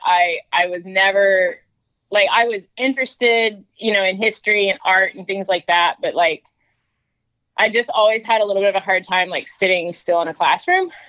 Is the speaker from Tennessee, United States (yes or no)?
no; North Georgia, United States; moved away as an adult; now in Texas, United States; I grew up in North Georgia